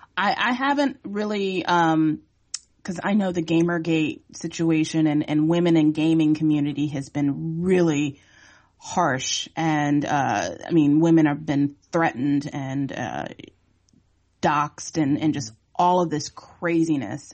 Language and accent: English; Virginia Beach, Virginia, United States; I'm from Virginia Beach. I still currently live there